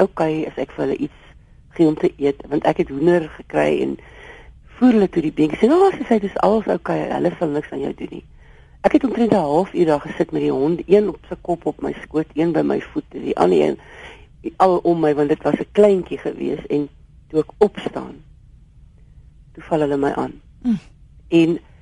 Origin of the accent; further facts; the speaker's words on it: Eastern Cape, South Africa; ons kom beide van die Oos-Kaap af